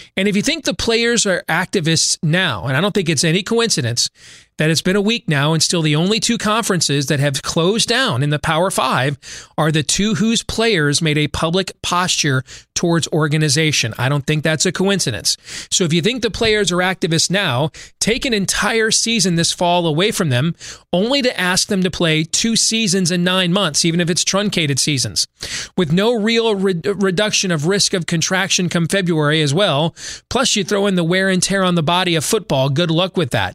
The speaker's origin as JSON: {"language": "English", "region": "Iowa", "country": "United States", "tie": "born or raised there", "said": "my home state of Iowa"}